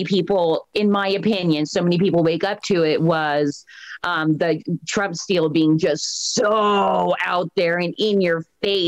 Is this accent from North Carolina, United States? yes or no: no; California, United States; I love California because it is my home state. It's where I grew up